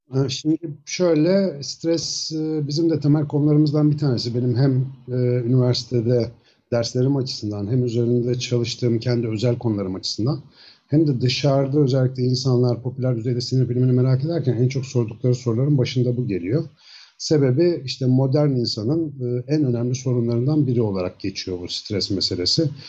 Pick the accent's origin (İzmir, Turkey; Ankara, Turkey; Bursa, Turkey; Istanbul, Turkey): Ankara, Turkey; also born or lived in Samsun; 1972 Ankara doğumluyum. Bütün eğitim hayatım Hacettepe Biyoloji'den mezuniyete kadar Ankara'da geçti